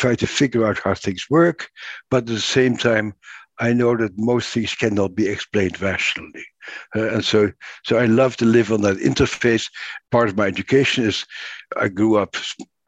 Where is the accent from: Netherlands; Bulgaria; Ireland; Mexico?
Netherlands; moved away; I grew up in the Netherlands, and I was born at the end of the Second World War in an occupied country